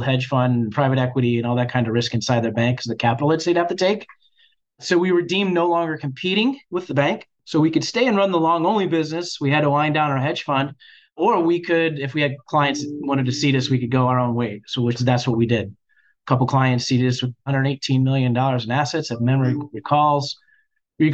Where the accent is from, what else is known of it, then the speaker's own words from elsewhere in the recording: Bellevue, Ohio, United States; I grew up in a very small town called Bellevue, Ohio